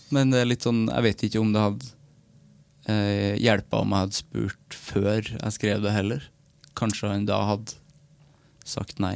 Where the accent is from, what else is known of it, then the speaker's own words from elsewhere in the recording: Namdalen, Trøndelag, Norway; moved away; min lokalavisa hjemme i Namdalen